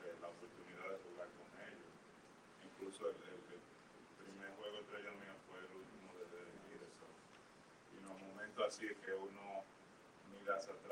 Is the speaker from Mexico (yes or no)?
no; New York, United States; yo nací aquí en Nueva York